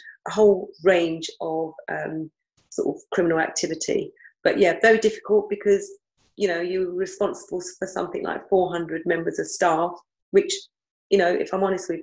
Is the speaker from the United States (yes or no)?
no; London, United Kingdom; I was from London